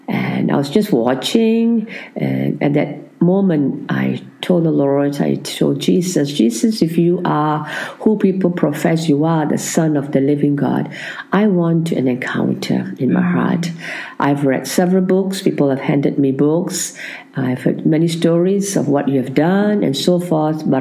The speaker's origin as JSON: {"language": "English", "region": "Kuala Lumpur", "country": "Malaysia", "tie": "born or raised there", "said": "I'm a Malaysian from Kuala Lumpur, which is the capital of Malaysia."}